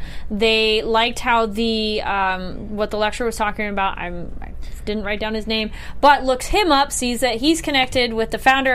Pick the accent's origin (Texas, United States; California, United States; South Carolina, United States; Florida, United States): California, United States; Santa Barbara; That's, like, my hometown.